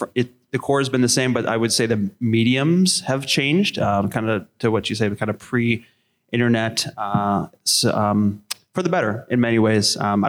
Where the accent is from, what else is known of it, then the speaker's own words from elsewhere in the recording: Chicago, Illinois, United States; now in Green Bay, United States; growing up in Chicagoland area